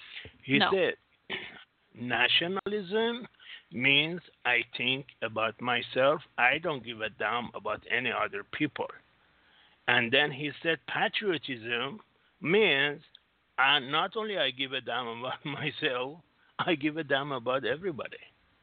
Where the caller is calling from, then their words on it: Singapore; … from Singapore.